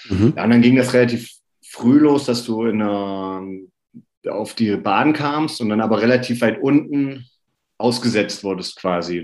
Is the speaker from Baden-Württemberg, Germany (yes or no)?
no; near Oberhof, Thuringia, Germany; ich komme aus der Nähe von Oberhof